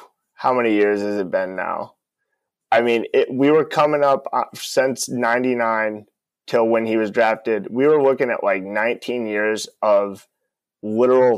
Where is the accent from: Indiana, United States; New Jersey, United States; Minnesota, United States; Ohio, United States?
Ohio, United States; Northwest; I'm from Northwest Ohio.